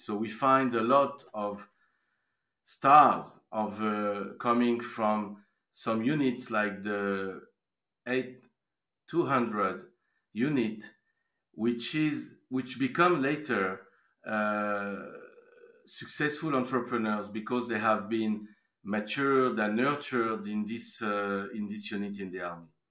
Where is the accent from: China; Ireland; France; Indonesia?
France; moved away as an adult; also born or lived in Canada / Switzerland; now in Israel; born and raised in France